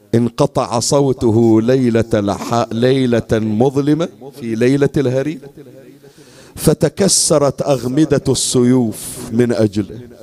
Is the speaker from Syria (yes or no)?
no; Bahrain; عندنا في البحرين